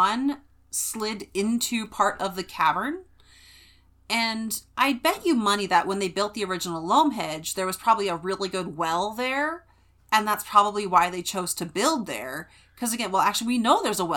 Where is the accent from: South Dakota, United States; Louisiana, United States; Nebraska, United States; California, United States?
California, United States; having grown up in California